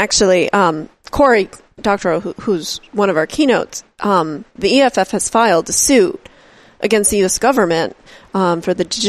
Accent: Buffalo, New York, United States; I grew up in Buffalo.

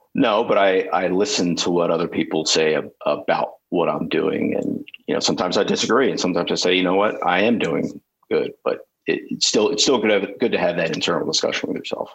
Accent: Ocean City, New Jersey, United States; I grew up in Ocean City, New Jersey

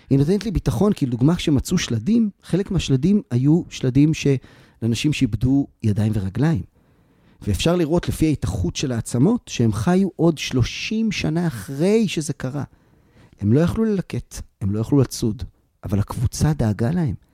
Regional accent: Tel Aviv, Tel Aviv District, Israel; כשאני הייתי ילד, אני גדלתי בתל אביב. ואנחנו היינו משחקים אה, ברחוב, והיינו באים לבתים אחד של השני.

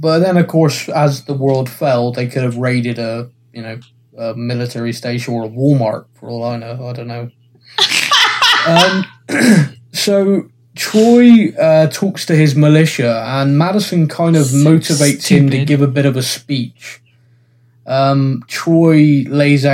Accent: United Kingdom; I'm British

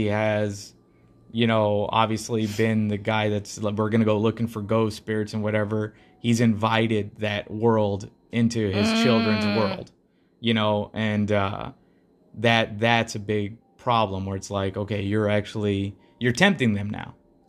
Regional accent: India; English is a second language; I'm from India, and back then I still hadn't traveled to Europe.

